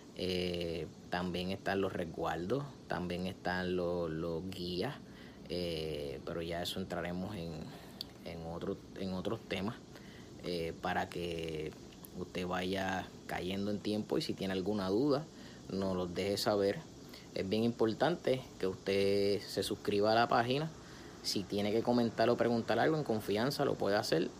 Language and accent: Spanish; Puerto Rico; yo soy puertorriqueño y yo como puertorriqueño